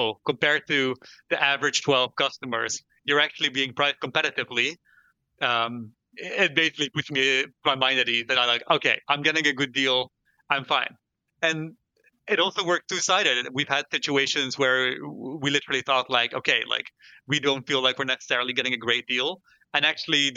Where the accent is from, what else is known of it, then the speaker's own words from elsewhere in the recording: Netherlands; I'm from the Netherlands myself